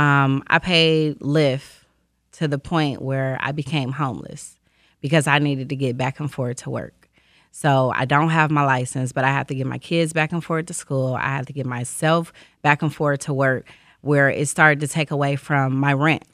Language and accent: English; Detroit, Michigan, United States; I grew up on the east side of Detroit, um, East Warren area